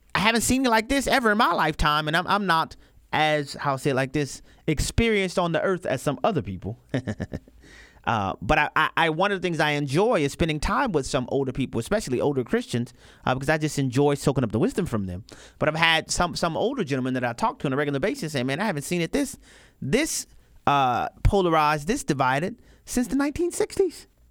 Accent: New Orleans, Louisiana, United States; I'm from New Orleans, Louisiana

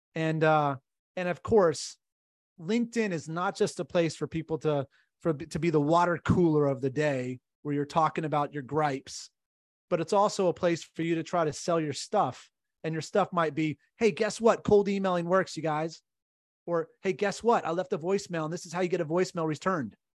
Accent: California, United States; I'm from California

